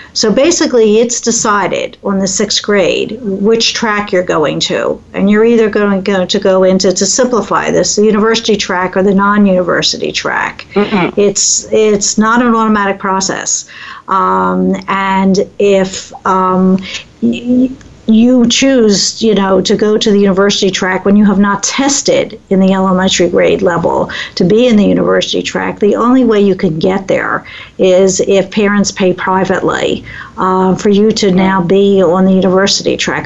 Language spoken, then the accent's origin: English; Philadelphia, Pennsylvania, United States; now in Midwest, United States; growing up in Philadelphia